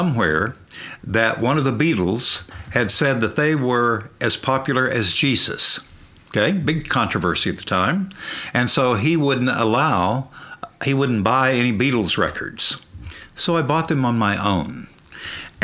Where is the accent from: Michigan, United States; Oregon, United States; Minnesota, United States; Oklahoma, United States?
Oklahoma, United States; Broken Bow; I was born 1948 in Broken Bow, a little town in McCurtain County in southeast Oklahoma